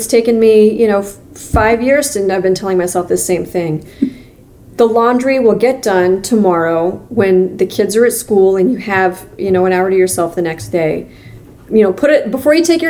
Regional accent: Ottumwa, Iowa, United States; also born or lived in Missouri / Minnesota; now in Cedar Rapids, United States; growing up in Ottumwa

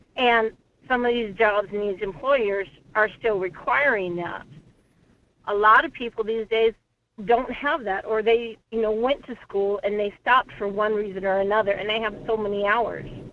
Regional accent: Texas, United States; now in Anchor Point, United States; I grew up in Texas

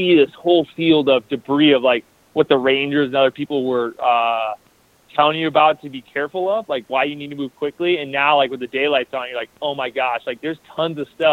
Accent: Iowa, United States; I'm from Iowa.

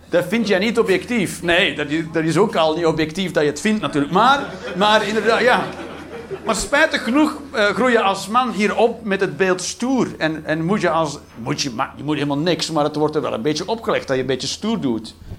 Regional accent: Belgium; als Belg

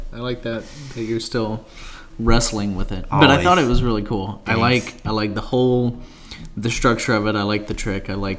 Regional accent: the South, United States; Because I'm from the South and I was a Baptist.

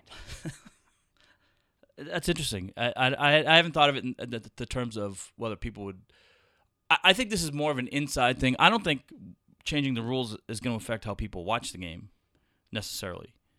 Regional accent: Boston, Massachusetts, United States; I grew up in Boston

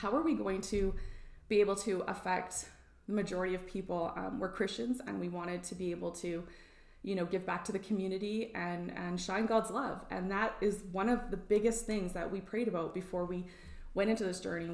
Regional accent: just south of Rosalind, Alberta, Canada; I grew up just south of Roseland on a grain and cattle farm and sheep farm, actually.

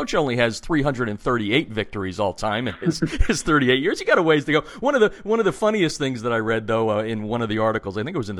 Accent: Pennsylvania, United States; I grew up in Pennsylvania.

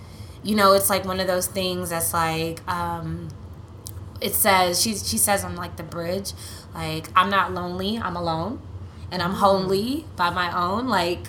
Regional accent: Nigeria; Well, they're I'm Nigerian.

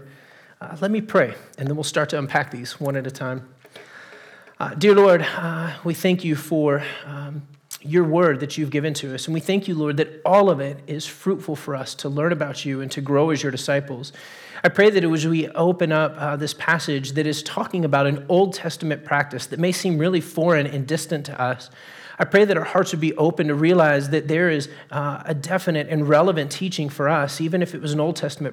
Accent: Texas, United States; moved away; I grew up in Texas. I was born and raised there

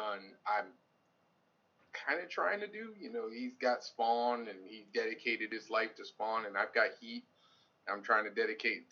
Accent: Hartford, Connecticut, United States; I'm from Hartford, Connecticut, born and raised Hartford, Connecticut

